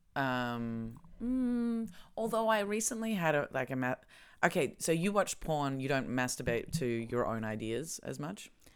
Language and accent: English; Australia; moved away; I come from Australia